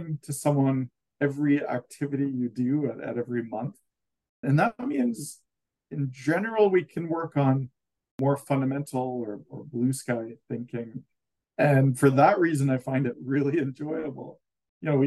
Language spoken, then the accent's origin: English; Canada; as a Canadian